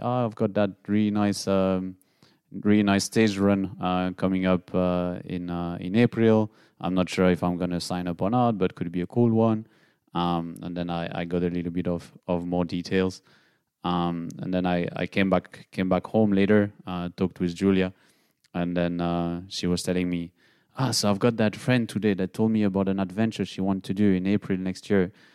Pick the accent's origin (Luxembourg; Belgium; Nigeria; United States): Belgium; moved away as an adult; now in Nuremberg, Germany; from Belgium, but living in Nuremberg for the last seven years already